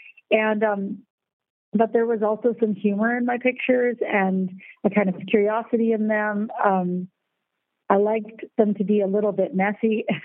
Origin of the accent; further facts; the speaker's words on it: United States; now in Germany; because you have to remember, I'm American and I live in Germany